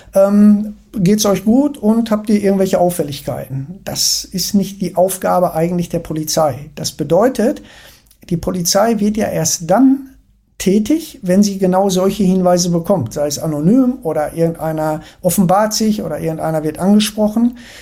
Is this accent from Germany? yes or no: yes; Ruhr area, North Rhine-Westphalia, Germany; ich komme ja aus dem Ruhrgebiet